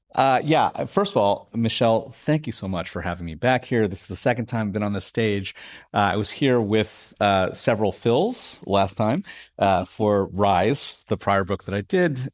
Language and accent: English; New York City, New York, United States; I grew up in Staten Island, New York